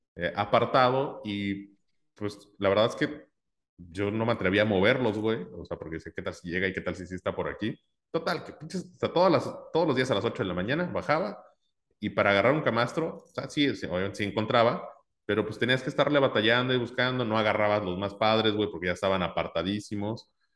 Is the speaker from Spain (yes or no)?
no; Mexico; soy mexicano